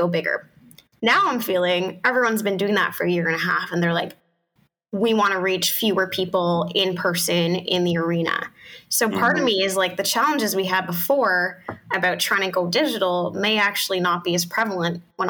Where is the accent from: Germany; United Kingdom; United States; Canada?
Canada; we're Canadian